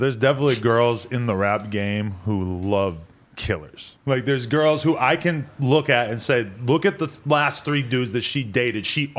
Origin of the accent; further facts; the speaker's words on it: Nashua, New Hampshire, United States; I'm from Nashua, New Hampshire, about 45 minutes outside of Boston.